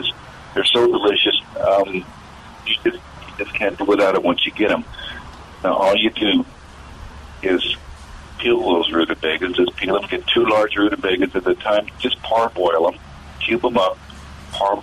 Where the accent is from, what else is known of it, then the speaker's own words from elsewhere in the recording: the South, United States; Right here from the South.